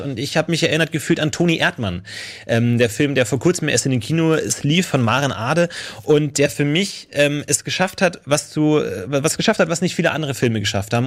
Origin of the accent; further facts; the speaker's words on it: Germany; wir als Deutsche